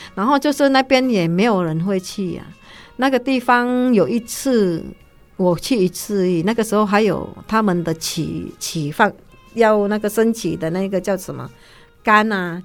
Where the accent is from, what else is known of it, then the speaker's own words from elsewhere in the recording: Indonesia; now in Taiwan; 我们是从那边出来的， 从别的国家，然后我们回来台湾，当然不会被排斥啊， 因为我们一样都是华人